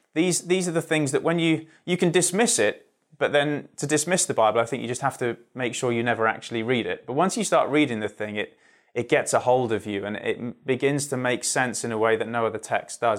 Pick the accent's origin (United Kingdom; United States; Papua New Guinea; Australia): United Kingdom; Surrey, South East England; just outside London in Surrey